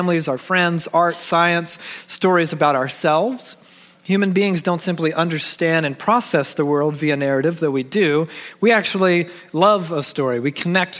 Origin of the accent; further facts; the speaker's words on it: Georgia, United States; moved away; because I'm from Georgia. When we lived in Georgia